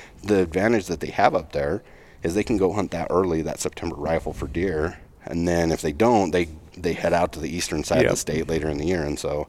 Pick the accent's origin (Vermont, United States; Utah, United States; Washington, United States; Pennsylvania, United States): Utah, United States; my home state, I'm a resident of Utah.